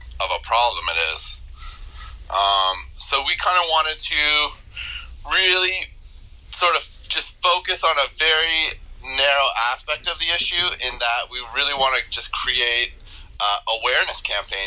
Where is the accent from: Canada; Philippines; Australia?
Canada; Toronto, Ontario; moved away as an adult; now in upstate New York, United States; I'm initially from Canada. I grew up in Toronto and then more recently out in Eastern Ontario